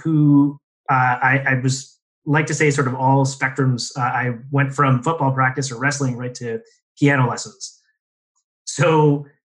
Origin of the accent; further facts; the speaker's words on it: Windsor, Ontario, Canada; also born or lived in Toronto / Vancouver; I was born and raised in Windsor, Ontario